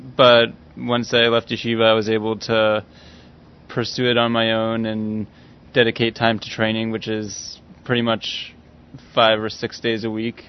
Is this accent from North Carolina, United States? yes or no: no; Los Angeles, California, United States; I'm from LA.